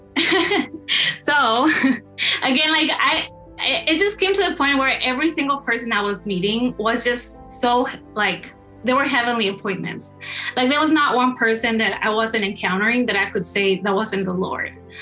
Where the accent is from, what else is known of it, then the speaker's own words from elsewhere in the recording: Texas, United States; moved away as an adult; now in Michigan, United States; I grew up in Texas.